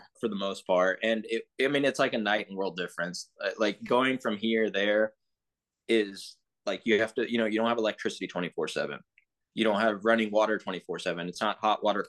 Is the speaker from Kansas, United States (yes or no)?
no; Texas, United States; also born or lived in England / Pakistan / Arlington, Texas; I grew up in Texas my whole life, actually